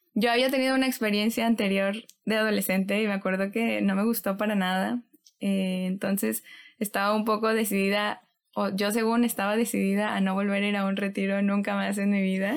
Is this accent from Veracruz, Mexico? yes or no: yes; Xalapa, Veracruz, Mexico; moved away as an adult; now in Monterrey, Mexico; Yo soy de Jalapa, Veracruz. Allá nací, allá crecí, de ahí es mi familia.